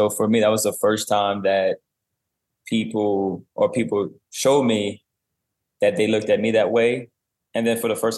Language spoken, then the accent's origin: English; South Louisiana, United States; I grew up in South Louisiana, a private school